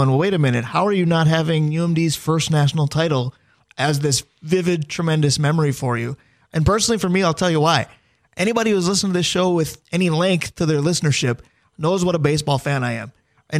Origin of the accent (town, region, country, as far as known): Minnesota, United States; born or raised there